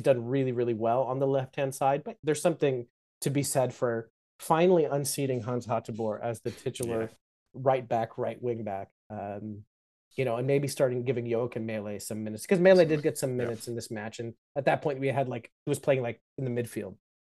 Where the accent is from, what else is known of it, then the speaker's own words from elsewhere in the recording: United States; I'm American